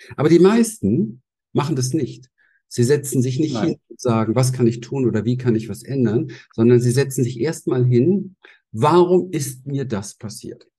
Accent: Berlin, Germany; Ich bin in Berlin aufgewachsen

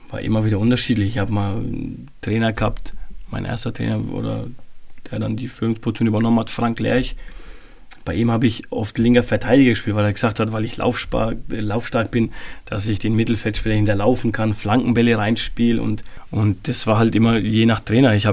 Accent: Bavaria, Germany; äh, vom Bergel, wo ich aufgewachsen bin, den Jungs, ja, wir waren drei, vier Mann, wo wir halt zwei Jahre in Euerbach gespielt haben.

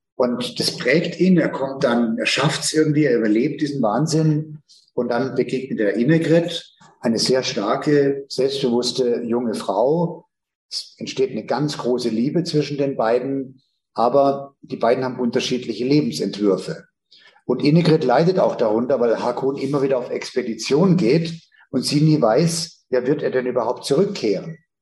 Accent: Northern Germany, Germany; ich stamme ja aus dem Hohen Norden

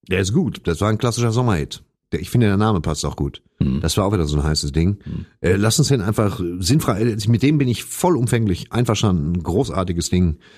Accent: East Germany, Germany; Ich bin ja aus dem Osten.

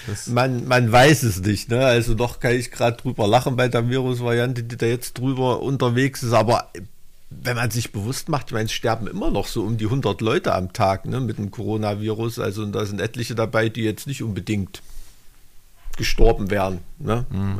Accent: Thuringia, Germany; als Thüringer

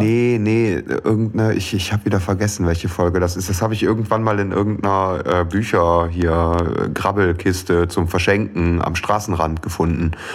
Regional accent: Aachen area, North Rhine-Westphalia, Germany; im Aachener Klinikum habe ich das Licht der Welt erblickt. Ähm, bin dann allerdings im Umland groß geworden und jetzt auch wieder ins Umland gezogen

